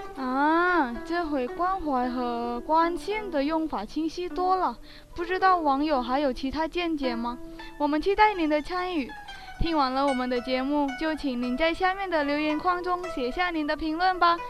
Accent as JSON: {"language": "Chinese", "country": "Indonesia", "said": "来自印度尼西亚"}